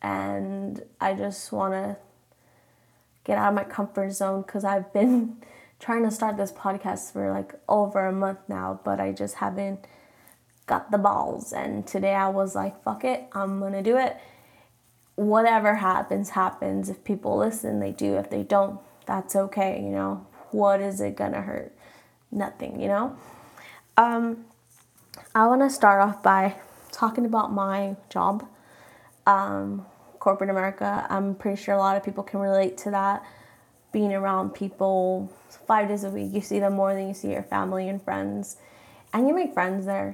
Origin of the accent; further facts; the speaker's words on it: Mexico; first language Spanish; English is a second language; I'm Mexican, so I say my name in Spanish